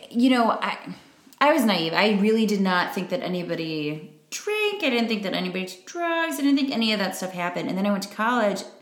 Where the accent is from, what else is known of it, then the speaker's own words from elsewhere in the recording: Chicago, Illinois, United States; moved away as an adult; now in Milwaukee, United States; i still say i'm from chicago okay like i'm still like from there that's i spent the majority of my life there i feel like all of whether it was the suburbs the city whatever cultivated me